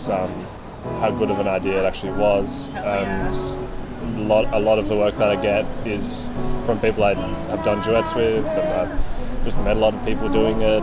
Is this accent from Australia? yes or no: yes; Bellingen, New South Wales, Australia; moved away as an adult; now in Newcastle, Australia; My family is in Bellingen, like, four hours north.